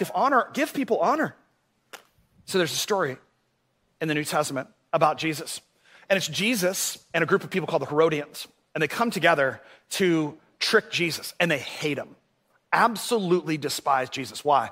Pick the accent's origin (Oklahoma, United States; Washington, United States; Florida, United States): Florida, United States; Orlando; when I was a kid, uh, I grew up here in Orlando